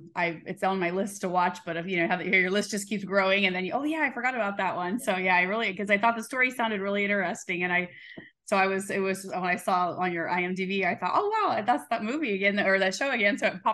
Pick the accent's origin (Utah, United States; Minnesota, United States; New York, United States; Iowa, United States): Iowa, United States; now in Georgia, United States; I'm from Iowa originally. I live in Georgia now also